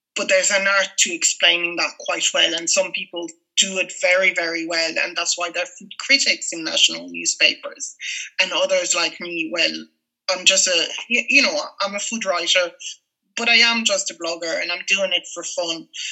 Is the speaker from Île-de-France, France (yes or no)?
yes; Paris, Île-de-France, France; moved away as an adult; now in Ireland; growing up in Paris in the 80s and the 90s